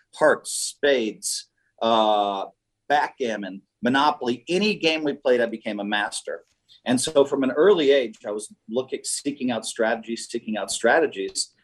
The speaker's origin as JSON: {"language": "English", "town": "Madison", "region": "Wisconsin", "country": "United States", "tie": "born or raised there", "moved": "yes", "said": "I grew up in Madison."}